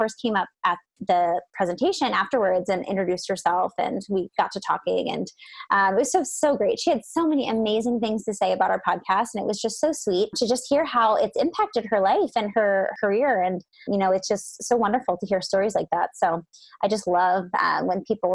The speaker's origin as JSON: {"language": "English", "region": "Pennsylvania", "country": "United States", "moved": "yes", "said": "I'm from Pennsylvania."}